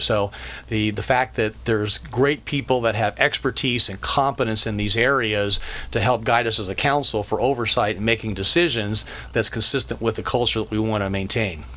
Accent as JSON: {"language": "English", "region": "Colorado", "country": "United States", "tie": "born or raised there", "moved": "as an adult", "lives_now": "Orange County, United States", "said": "I grew up in Colorado, graduated from high school there"}